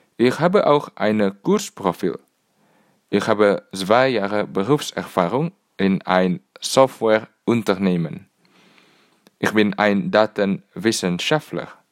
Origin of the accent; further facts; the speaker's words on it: Indonesia; German is a second language; also born or lived in Singapore; now in Cambridge, United Kingdom; Ich komme aus Indonesien, aber ich lebte in Singapur